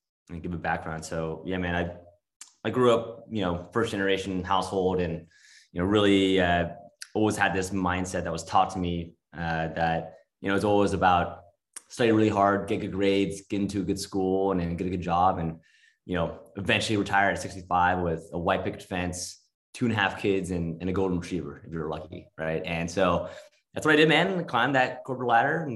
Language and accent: English; Los Angeles, California, United States; also born or lived in New York; now in Northern California, United States; moved out to California, to LA, where I was born